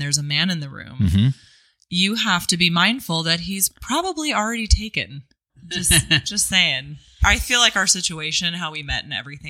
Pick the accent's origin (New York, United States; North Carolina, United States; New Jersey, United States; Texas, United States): North Carolina, United States; moved away as an adult; also born or lived in Long Beach, California; now in Sonoma, United States; I was born in California and I'm an airline family. So at 8 years old, we moved to the East Coast. I mean, I pretty much grew up in North Carolina.